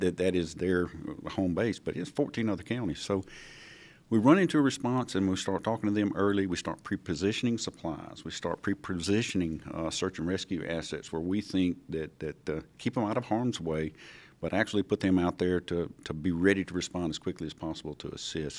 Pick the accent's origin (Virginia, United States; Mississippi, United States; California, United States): Mississippi, United States; Edwards; Originally from Route two, Box three seventy-four, Edwards, Mississippi